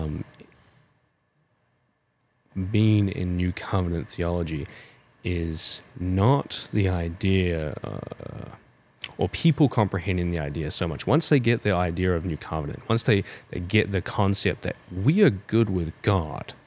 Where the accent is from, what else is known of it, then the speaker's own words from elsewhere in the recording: New Zealand; now in United States; I'm from New Zealand